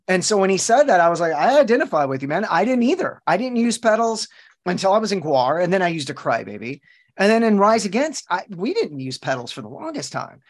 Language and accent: English; Texas, United States; I'm born and raised in Texas